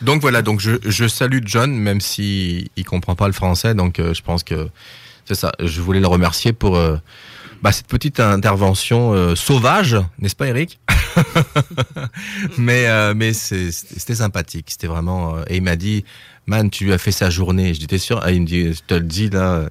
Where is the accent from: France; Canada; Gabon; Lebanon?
France; je suis français